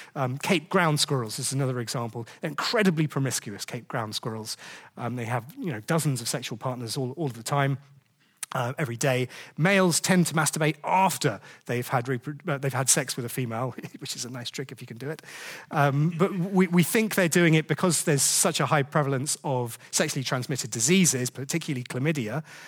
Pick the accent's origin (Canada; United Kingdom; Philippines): United Kingdom; we're British